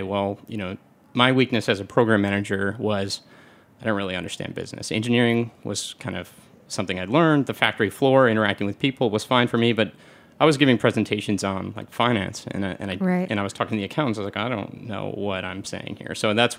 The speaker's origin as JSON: {"language": "English", "region": "Michigan", "country": "United States", "tie": "born or raised there", "said": "I grew up in Michigan"}